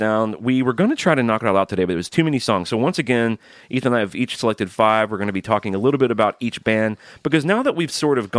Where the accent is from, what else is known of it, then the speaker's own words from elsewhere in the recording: Alabama, United States; I'm from Alabama